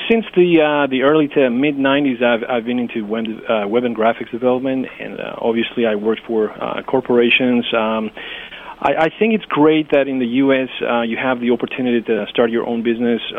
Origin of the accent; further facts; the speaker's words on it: Greece; English is a second language; as I as I said, I'm from Greece. I, I needed to maintain uh, the touch with, you know, my language, my culture.